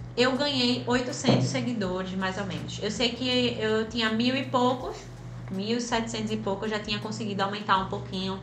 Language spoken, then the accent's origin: Portuguese; Recife, Pernambuco, Brazil; de Recife para o mundo